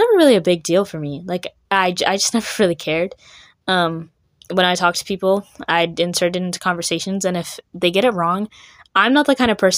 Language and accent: English; Richardson, Texas, United States; now in Frisco, United States; I just grew up in Richardson, which is really not that far away